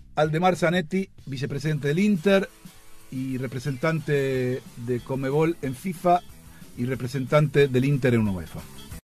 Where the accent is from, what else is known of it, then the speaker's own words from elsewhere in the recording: Argentina; viste cómo somos acá los argentinos